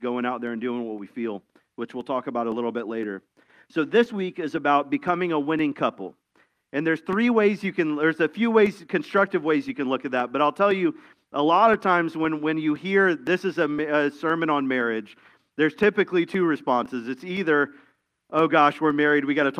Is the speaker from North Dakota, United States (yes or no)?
no; Tampa, Florida, United States; I grew up in Tampa, which is a busy city in Florida